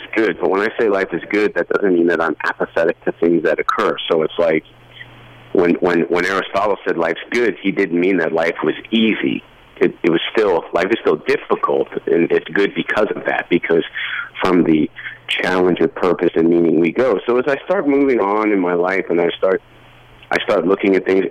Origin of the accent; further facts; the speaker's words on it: Canada; also born or lived in Toronto / Nashville; I say, "Canada."